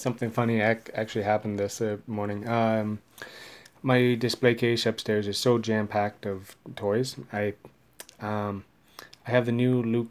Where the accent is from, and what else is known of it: London, Ontario, Canada